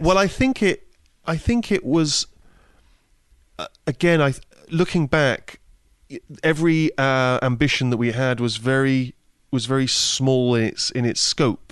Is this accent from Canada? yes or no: no; Bristol, South West England, United Kingdom; moved away; when I was growing up in Bristol